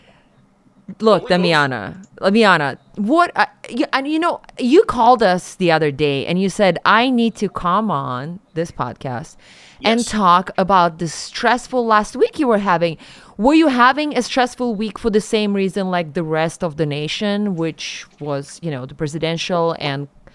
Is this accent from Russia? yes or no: yes; Siberia, Russia; moved away; I grew up in Siberia